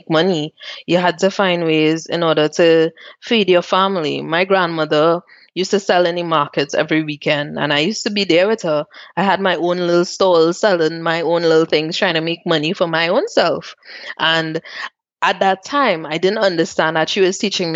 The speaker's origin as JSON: {"language": "English", "country": "Trinidad & Tobago", "tie": "born or raised there", "also_born_or_lived": "Port of Spain, Trinidad and Tobago", "moved": "as an adult", "lives_now": "Zurich, Switzerland", "said": "I grew up in Mova, which is a place that the news always portrays as one of the worst places"}